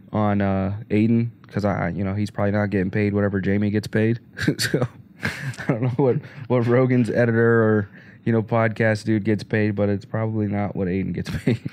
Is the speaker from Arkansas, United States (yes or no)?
yes; Arkansas, United States; moved away; also born or lived in Pennsylvania; I grew up in Arkansas